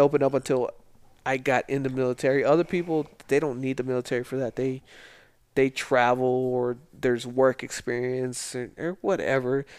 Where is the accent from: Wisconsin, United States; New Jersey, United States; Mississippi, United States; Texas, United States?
Texas, United States; El Paso; moved away as an adult; I grew up in Socorro in the lower valley in El Paso